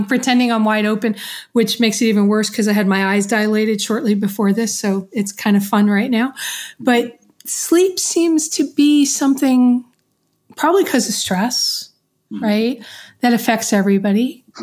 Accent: New York, United States; now in Florida, United States; growing up in New York, it's there's stairs everywhere

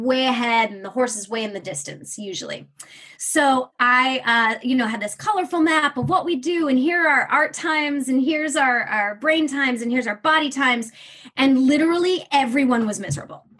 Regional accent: Michigan, United States; the area I grew up in was incredibly diverse, incredibly accepting

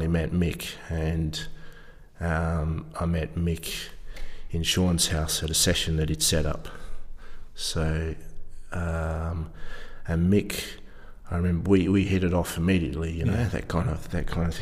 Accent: Perth, Western Australia, Australia; also born or lived in Ireland; I grew up in Perth, Western Australia

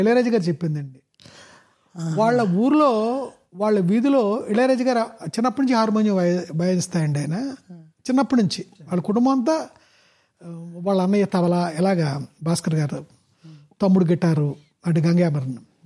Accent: Pasarlapudi, Andhra Pradesh, India; మా ఊరు అదే పసరపూడి

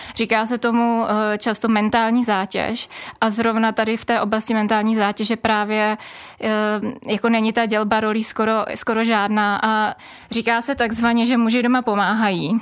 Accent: Bohemia, Czechia; A u nás v Čechách

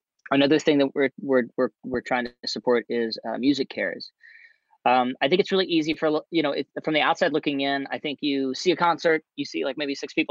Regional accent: Louisiana, United States; My home state of Louisiana

